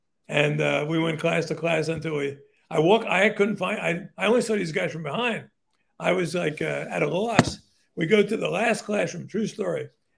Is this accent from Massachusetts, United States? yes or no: no; Newark, New Jersey, United States; I grew up in Newark, New Jersey, which was sort of the poster child for urban dysfunction.